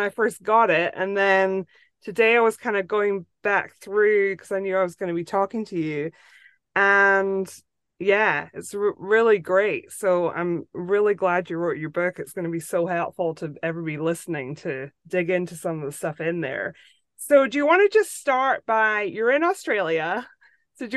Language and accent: English; Scotland, United Kingdom; moved away as an adult; also born or lived in Northeast Florida, United States; now in Florida, United States; I grew up in Scotland, but I've lived in the States for like 15 years since my kids were born.